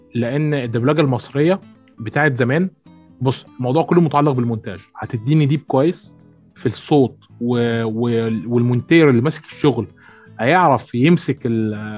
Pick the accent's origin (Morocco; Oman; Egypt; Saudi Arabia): Egypt; Port Said, Port Said Governorate; انا من بورسعيد